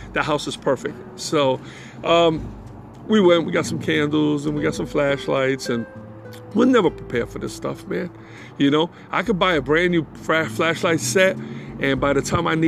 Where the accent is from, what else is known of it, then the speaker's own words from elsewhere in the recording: New York City, New York, United States; moved away as an adult; now in North Carolina, United States; I was born in the Bronx